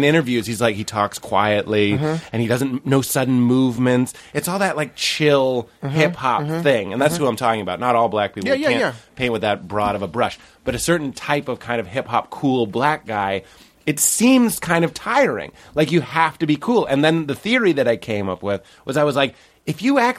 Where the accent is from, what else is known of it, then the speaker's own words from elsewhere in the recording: Lexington, Massachusetts, United States; I grew up in Lexington, Massachusetts.